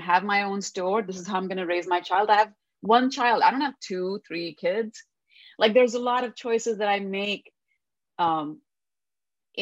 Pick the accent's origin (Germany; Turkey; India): India; Delhi; first language Hindi; English is a second language; moved away as an adult; now in United States; in my own life growing up in Delhi